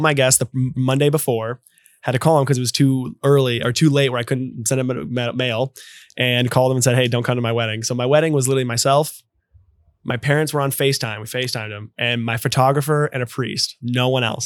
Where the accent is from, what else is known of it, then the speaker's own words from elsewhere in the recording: Louisville, Kentucky, United States; I grew up in Louisville